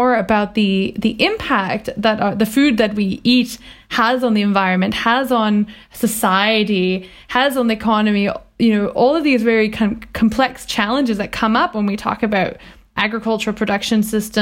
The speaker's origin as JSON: {"language": "English", "area": "Vancouver Island", "region": "British Columbia", "country": "Canada", "tie": "born or raised there", "said": "I grew up on Vancouver Island in a very rural environment in the countryside."}